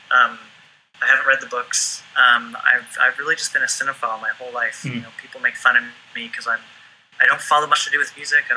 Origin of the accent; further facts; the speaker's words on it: Vancouver, British Columbia, Canada; also born or lived in Los Angeles; I grew up in Vancouver, well, just outside of Vancouver, BC, on a small island. eventually, when I was a young kid, my mom moved into Vancouver itself